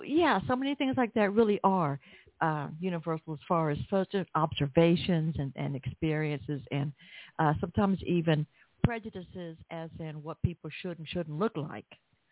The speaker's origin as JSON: {"language": "English", "region": "the South", "country": "United States", "accent": "Southern", "said": "Even if you didn't understand my Southern accent"}